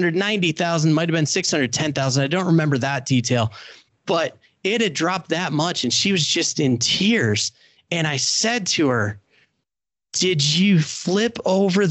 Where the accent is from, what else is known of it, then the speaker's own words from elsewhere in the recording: Indiana, United States; I helped start the first CFP program for professionals in my home state of Indiana